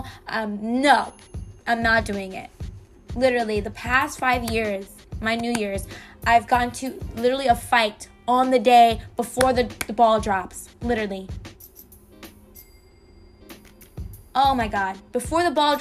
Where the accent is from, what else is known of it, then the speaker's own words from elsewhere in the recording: Miami, Florida, United States; I'm from Miami